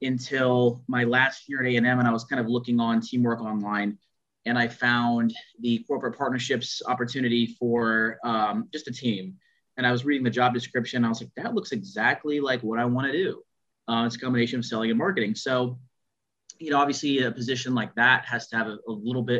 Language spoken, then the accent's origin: English; Houston, Texas, United States; We really didn't have a team growing up in Houston, for a football team per se.